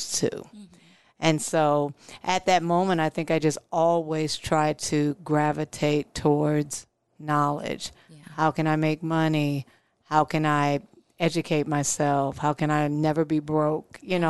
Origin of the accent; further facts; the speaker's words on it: Omaha, Nebraska, United States; I grew up in South Omaha, and it was me and three other siblings, mom and dad